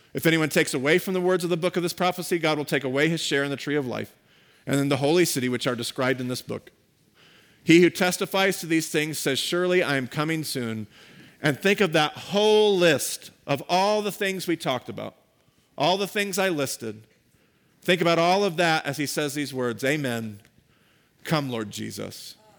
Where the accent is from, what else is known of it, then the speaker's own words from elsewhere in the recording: United States; We as American Christians